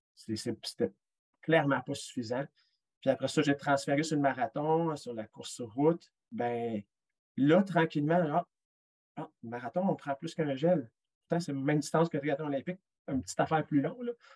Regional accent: Quebec, Canada; je suis québécois

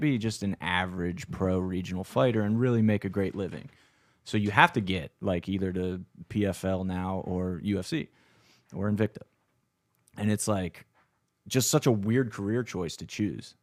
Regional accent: Fulton County, South Central Pennsylvania, United States; a Fulton County crew neck, which is where I'm from in, like, South Central P A, and it's very rural as well.

